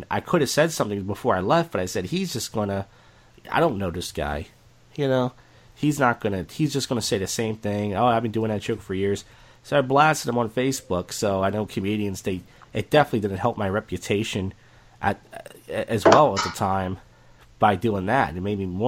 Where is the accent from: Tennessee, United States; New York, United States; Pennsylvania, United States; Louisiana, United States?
Pennsylvania, United States; Philadelphia; I'm from Northeast Philadelphia